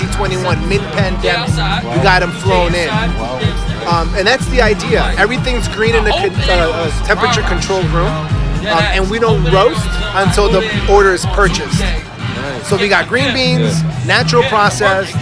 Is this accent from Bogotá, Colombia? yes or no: no; Cali, Valle del Cauca, Colombia; moved away; I was born in Cali, Colombia in 1983